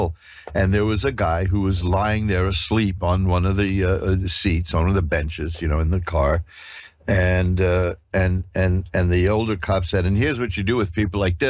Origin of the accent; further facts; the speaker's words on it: New York, United States; I'm a native New Yorker